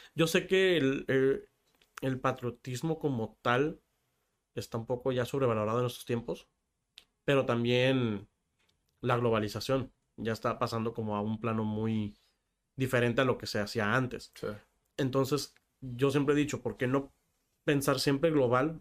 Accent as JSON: {"language": "Spanish", "town": "Tijuana", "region": "Baja California", "country": "Mexico", "tie": "born or raised there", "said": "Nací aquí en Tijuana"}